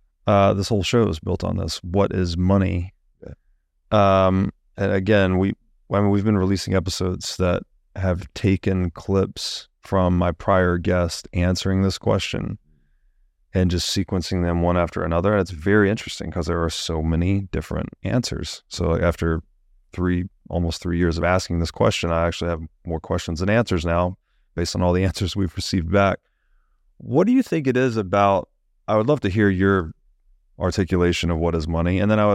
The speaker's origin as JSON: {"language": "English", "region": "the South", "country": "United States", "tie": "born or raised there", "said": "growing up in the South"}